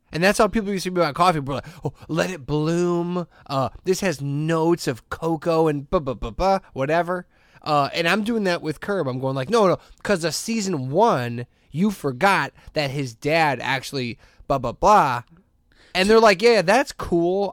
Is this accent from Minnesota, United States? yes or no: no; Hammond, Indiana, United States; I'm from Hessville